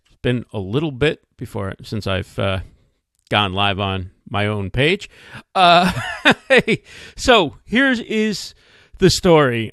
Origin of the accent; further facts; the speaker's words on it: New Jersey, United States; also born or lived in New York City; I'm from New Jersey. I was born in New York City, but I live in New Jersey, so I'm thrilled to be uh, speaking in my home state, in the state where I grew up.